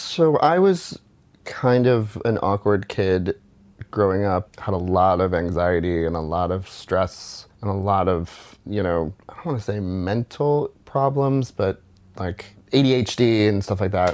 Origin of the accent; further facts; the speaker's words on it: West Chester, Pennsylvania, United States; moved away; also born or lived in New Orleans / Jersey City; I grew up 45 minutes outside of Philadelphia in a town called Westchester, Pennsylvania